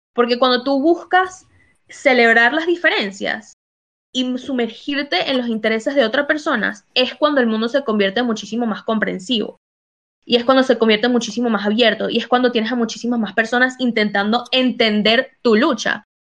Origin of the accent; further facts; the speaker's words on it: United States; moved away; also born or lived in Latin America; yo crecí en Estados Unidos